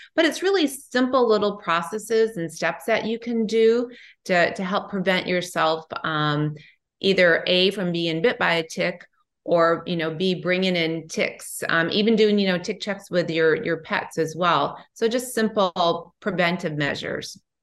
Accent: Midwest, United States; moved away; I'm from the Midwest

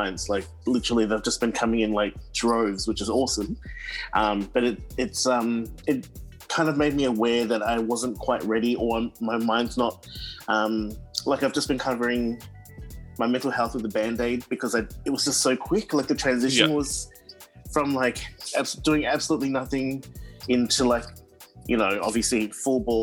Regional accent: Auckland, New Zealand; now in Melbourne, Australia; I was born and bred in Auckland, New Zealand, in East Auckland. I grew up in Howick, in Pakuranga area

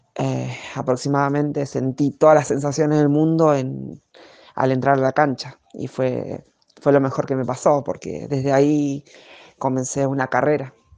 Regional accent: La Ferrere, Buenos Aires Province, Argentina; soy oriunda de La Ferrere

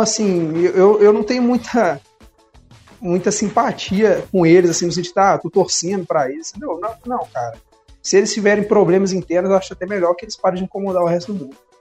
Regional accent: Brazil; a gente é brasileiro

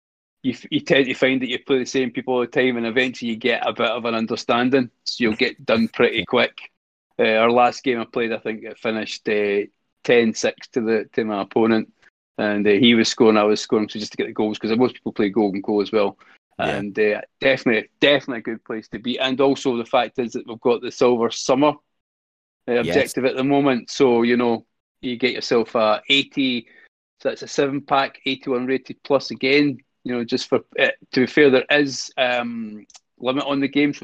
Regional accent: Scotland, United Kingdom; accent: Scottish; excuse my Scottish French accent

